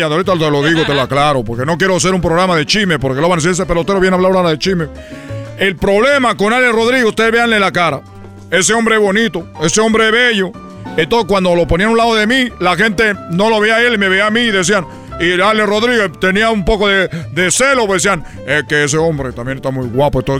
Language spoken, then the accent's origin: Spanish; Cuba; now in Los Angeles, United States; Ustedes saben que yo soy de Cuba, que vine a Los Ángeles